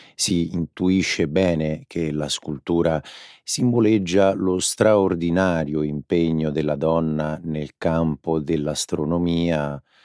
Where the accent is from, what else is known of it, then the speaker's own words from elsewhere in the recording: Rome, Lazio, Italy; Io sono romano